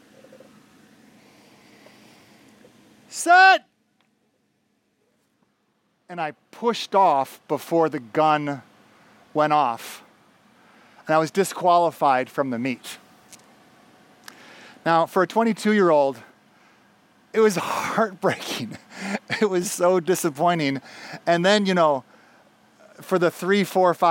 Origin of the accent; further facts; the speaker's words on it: Minneapolis–Saint Paul, Minnesota, United States; moved away as an adult; also born or lived in Bolivia / Panama; I grew up in the Twin Cities here